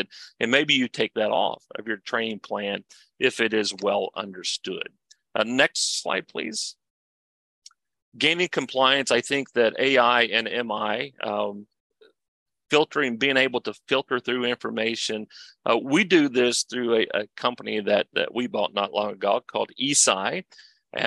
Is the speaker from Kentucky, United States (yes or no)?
yes; Kentucky, United States; I'm from Kentucky